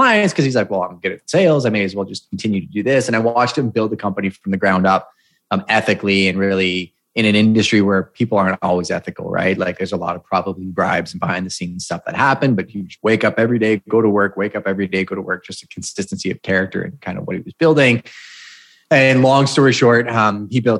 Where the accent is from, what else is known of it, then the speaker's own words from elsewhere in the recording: Montreal, Quebec, Canada; I was born and raised in Montreal